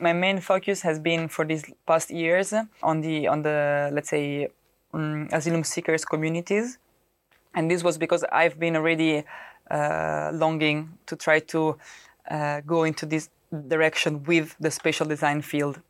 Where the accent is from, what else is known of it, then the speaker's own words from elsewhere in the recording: Rome, Lazio, Italy; English is a second language; moved away as an adult; also born or lived in Milan, Italy; now in Netherlands; I come from Rome and moving in Milano